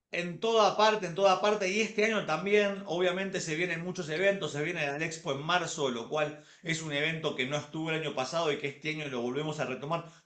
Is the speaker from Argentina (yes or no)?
no; Colombia; porque nosotros solamente no somos solamente colombianos, sino que somos mundialmente conocidos